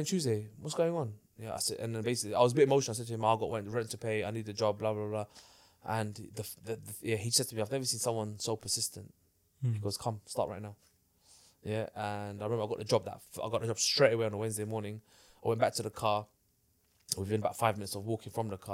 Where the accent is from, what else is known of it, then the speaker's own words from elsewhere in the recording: London, United Kingdom; I grew up in Hackney, in a place where people rob you